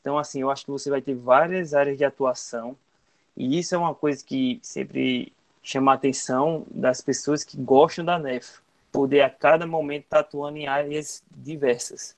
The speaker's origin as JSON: {"language": "Portuguese", "town": "Campina Grande", "region": "Paraíba", "country": "Brazil", "tie": "born or raised there", "said": "da minha cidade, de onde sou natural, né, Campina Grande"}